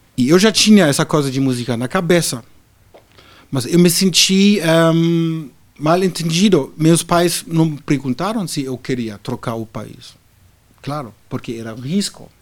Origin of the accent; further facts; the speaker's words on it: Berlin, Germany; Portuguese is a second language; moved away as an adult; now in Brazil; nasci num país que hoje já não existe mais a Alemanha Oriental